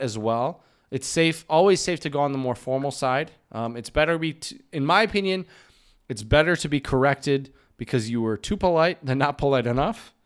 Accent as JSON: {"language": "English", "country": "United States", "said": "in the States, we use \"How are you\" more like a greeting"}